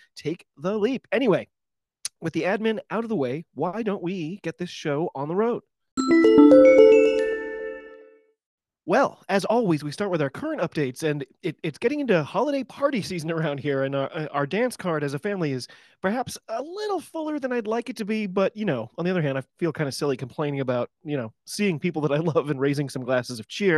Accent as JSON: {"language": "English", "country": "United States", "said": "I'm an American rugby fan"}